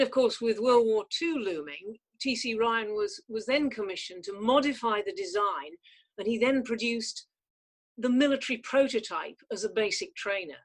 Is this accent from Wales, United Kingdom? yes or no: no; North West England, United Kingdom; also born or lived in Canada; I did not come from a privileged background. I mean, we had a pizza restaurant in the north of England